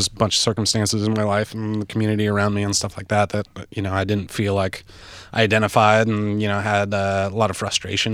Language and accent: English; Seattle, Washington, United States; I grew up in the Seattle area, early 90s